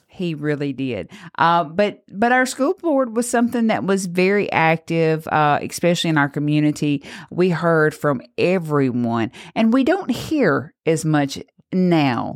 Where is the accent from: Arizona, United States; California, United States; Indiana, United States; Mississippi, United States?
Mississippi, United States; Grenada; growing up in Grenada, we really heard a lot about our school board